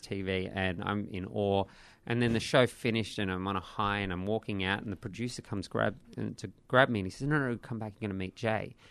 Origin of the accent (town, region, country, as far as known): Australia